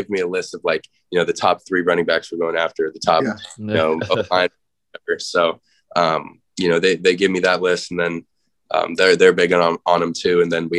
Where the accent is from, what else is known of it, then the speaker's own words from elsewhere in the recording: Arizona, United States; actually some hometown Arizona guys. I got to get my boy Cole Martin from my hometown school here, corner, and then Anthony Lucas from Shap across town.